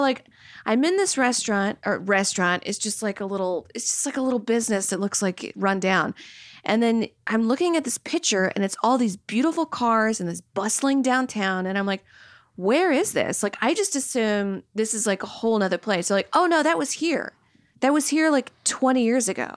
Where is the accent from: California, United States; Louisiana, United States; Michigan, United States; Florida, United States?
Louisiana, United States; moved away; also born or lived in New York; I grew up in Louisiana